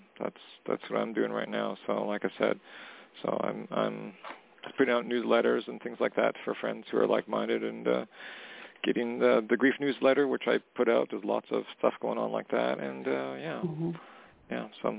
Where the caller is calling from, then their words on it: Canada; calling from Canada.